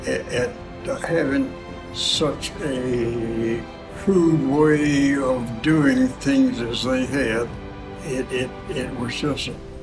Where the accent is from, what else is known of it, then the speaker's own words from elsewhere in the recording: Bessemer, Alabama, United States; Oh, Bessemer, Alabama.